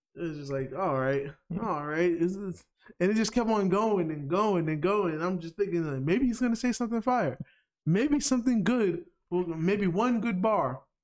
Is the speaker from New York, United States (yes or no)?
yes; New York, United States; as a New Yorker